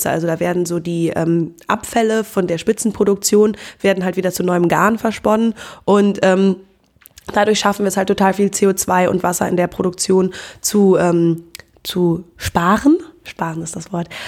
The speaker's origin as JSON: {"language": "German", "town": "Cologne", "region": "North Rhine-Westphalia", "country": "Germany", "said": "Ähm, ja, hallo … ich bin 25 Jahre alt und ich komme aus Köln."}